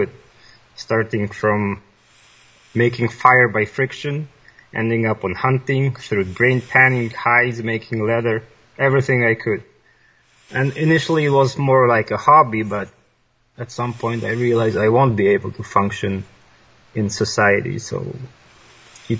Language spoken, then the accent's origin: English; Poland; English is a second language; moved away as an adult; now in British Columbia, Canada; I was born in Poland by the end of the communist era. And like any other child, I was thrown into the machine of the public schooling system